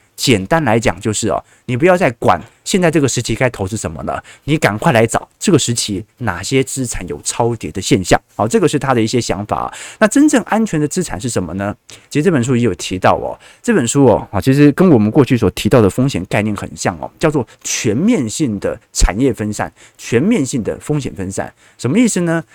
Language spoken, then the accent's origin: Chinese; Taiwan; accent: Taiwanese; 他一听我口音就说，嗯，你不是本地人吧？哦，那我心就慌了嘛，就说我可是道道地地的北京人呐。哦，他说你肯定是台湾人。